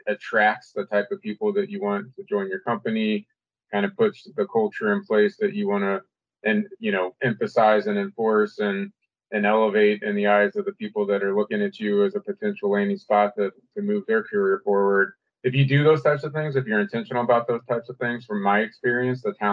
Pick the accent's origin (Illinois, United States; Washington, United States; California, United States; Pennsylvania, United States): Illinois, United States; Illinois side of the river, United States; also born or lived in St. Louis, Missouri; I grew up here, right? And in St. Louis, we like to say I grew up on the Illinois side of the river, just across with the stone's throw away